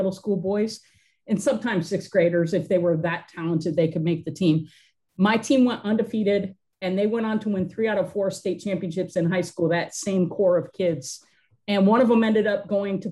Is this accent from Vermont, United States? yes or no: yes; Vermont, United States; moved away as an adult; now in Texas, United States; I grew up in Vermont, and I moved to Texas in 2005.